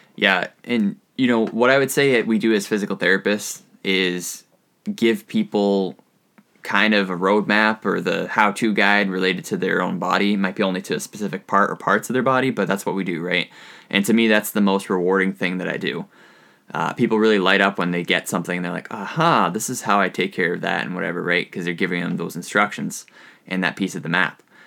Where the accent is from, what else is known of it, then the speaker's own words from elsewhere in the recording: New Hampshire, United States; moved away as an adult; also born or lived in Utica, New York; now in Southeast Alaska, United States; I am from New Hampshire